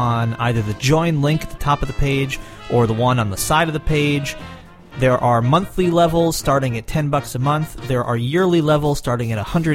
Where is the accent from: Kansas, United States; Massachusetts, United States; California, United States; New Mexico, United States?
Massachusetts, United States; Lenox; recorded in my hometown of Lenox, Massachusetts